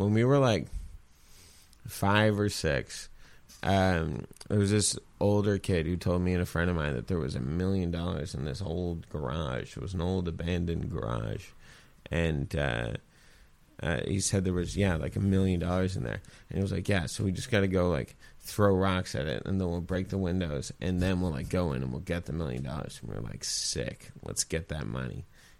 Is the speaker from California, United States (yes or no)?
yes; California, United States; no, like, I grew up in the Bay. I just, you know.